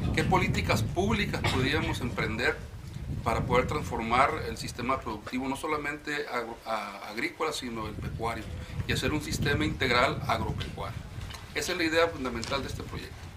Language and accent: Spanish; Baja California Sur, Mexico; Nosotros somos de los pocos subcalifornianos de pura cepa que quedamos en Baja California